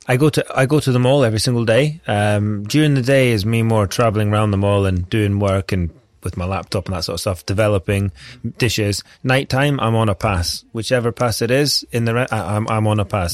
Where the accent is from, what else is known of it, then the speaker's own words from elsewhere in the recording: Scotland, United Kingdom; I'm Scottish